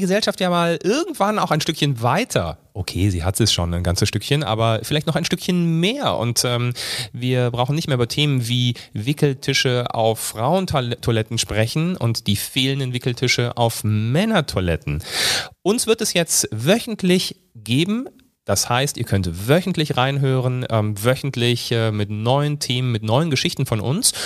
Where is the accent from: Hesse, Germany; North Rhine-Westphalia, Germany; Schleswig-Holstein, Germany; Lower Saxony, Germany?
Hesse, Germany; Fulda; moved away as an adult; also born or lived in Rhineland; now in Bavaria, Germany; dann sind wir umgezogen nach Fulda. Da habe ich tatsächlich 20 Jahre meines Lebens verbracht.